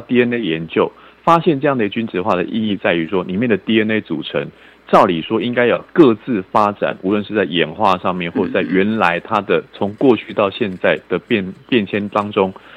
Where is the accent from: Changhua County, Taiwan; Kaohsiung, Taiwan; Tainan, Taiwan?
Kaohsiung, Taiwan; 我的老家高雄市，以前是高雄县，现在把它县市合并之后变高雄市